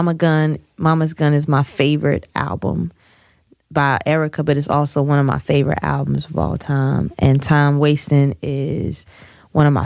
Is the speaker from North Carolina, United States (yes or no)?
yes; Snow Hill, North Carolina, United States; I'm from Snow Hill, North Carolina.